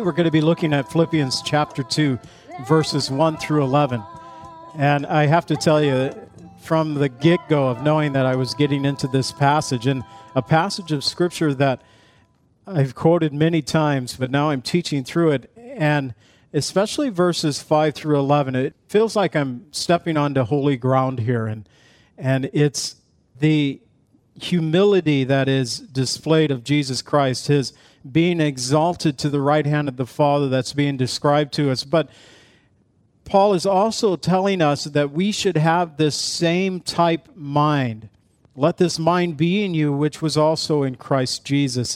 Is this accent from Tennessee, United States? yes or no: no; Zion, Illinois, United States; I was from Zion where we used to have a seal over our city crest that the town that was in Illinois